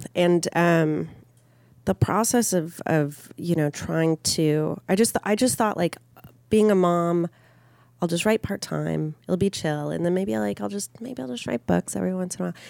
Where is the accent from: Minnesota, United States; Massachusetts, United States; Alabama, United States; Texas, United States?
Minnesota, United States; Minneapolis; I grew up in Minneapolis